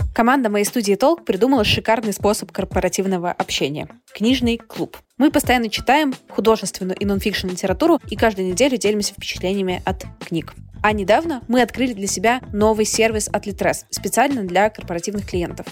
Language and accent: Russian; Russia; я сама из России